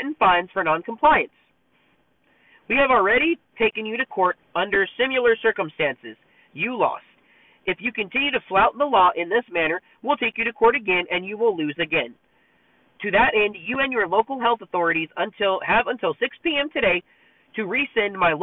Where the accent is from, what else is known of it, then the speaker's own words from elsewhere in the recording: Texas, United States; I'm from Texas and I'm proud to be from Texas.